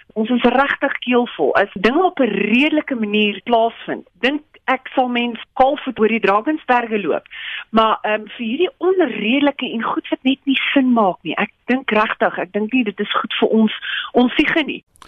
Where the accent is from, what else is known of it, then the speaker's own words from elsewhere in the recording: South Africa; ons as Suid-Afrikaners